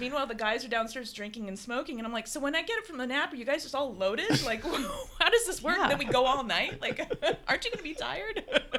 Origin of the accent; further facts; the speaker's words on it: the South, United States; I grew up in the South, and then, but then my mom and my parents are from California and loved old movies.